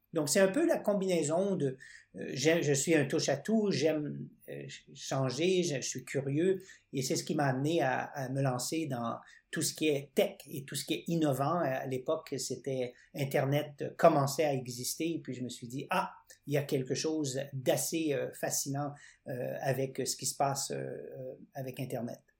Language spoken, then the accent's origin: French; Winnipeg, Manitoba, Canada; now in Quebec, Canada; je vis euh, au Québec, mais je suis pas québécois d'origine. Je suis né dans l'Ouest canadien, à Winnipeg